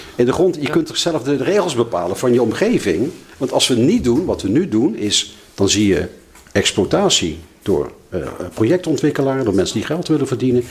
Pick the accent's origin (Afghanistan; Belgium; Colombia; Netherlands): Netherlands; Limburg; now in The Hague, Netherlands; ik ben zelf een Limburger